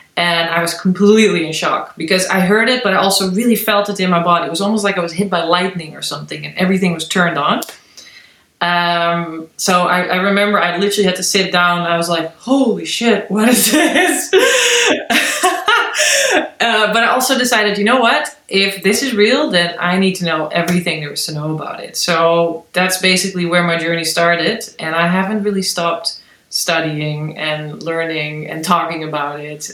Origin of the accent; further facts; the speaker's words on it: Netherlands; now in Berlin, Germany; I'm from the Netherlands originally.